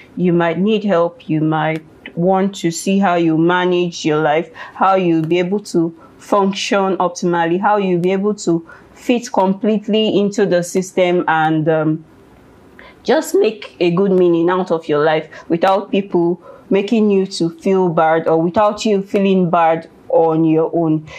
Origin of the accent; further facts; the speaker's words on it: Ekiti, Nigeria; I am from Ekiti State. Mm. I speak, or we speak Yoruba.